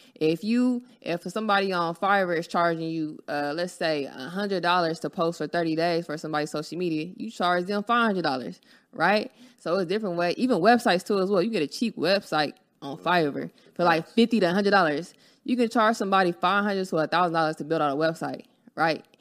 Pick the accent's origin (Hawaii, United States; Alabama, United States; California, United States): California, United States; Los Angeles; I'm from Los Angeles, California. I grew up on, you know, Florence and um, Van, Vaness